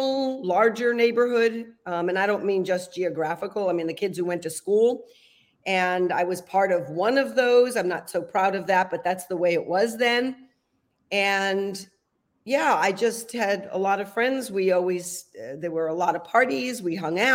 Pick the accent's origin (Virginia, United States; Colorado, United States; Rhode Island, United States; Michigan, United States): Rhode Island, United States; Providence; moved away; also born or lived in California; I was born in Providence, Rhode Island. And Rhode Island is the smallest state in the union. So it's, you know, very different than being raised in a large city in California. It was a great place to grow up